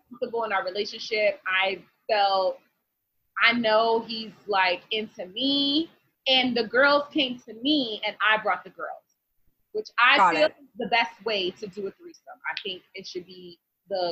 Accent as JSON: {"language": "English", "region": "New York", "country": "United States", "said": "we're from New York."}